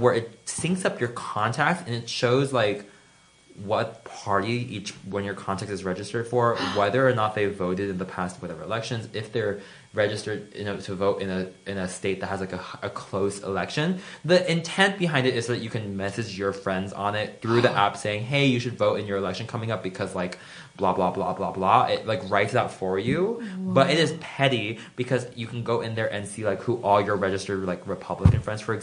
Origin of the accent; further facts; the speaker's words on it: Florida, United States; I am from Florida